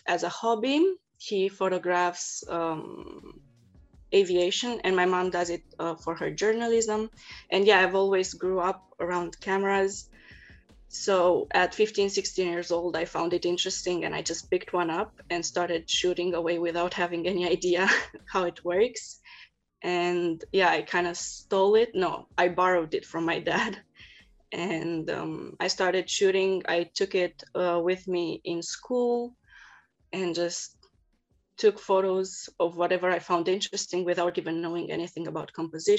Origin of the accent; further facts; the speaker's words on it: Bucharest, Romania; moved away as an adult; now in Berlin, Germany; I'm originally from Bucharest, from Romania, but I just moved 1 year ago in Berlin to study.